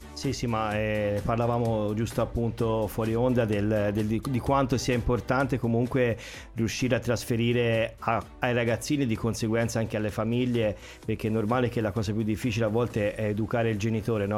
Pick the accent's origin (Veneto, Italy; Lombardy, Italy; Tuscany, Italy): Tuscany, Italy; Pisa; moved away as an adult; now in Sanremo, Italy; io come hai già detto te vengo dalla Toscana, da Pisa